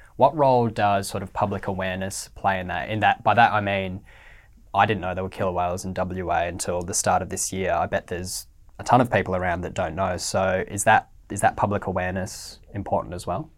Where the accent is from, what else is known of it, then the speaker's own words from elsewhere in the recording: Western Australia, Australia; as someone who's lived in W A my whole life